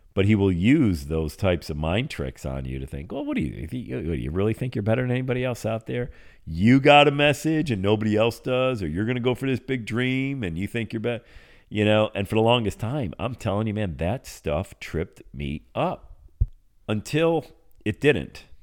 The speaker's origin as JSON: {"language": "English", "town": "Bradford", "region": "Pennsylvania", "country": "United States", "tie": "born or raised there", "moved": "yes", "said": "that's where I grew up, uh, born and raised in Bradford, P"}